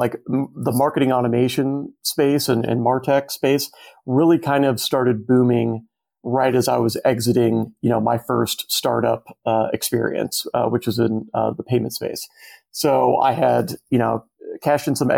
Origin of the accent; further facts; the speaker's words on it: Arizona, United States; I'm from Arizona, like born and raised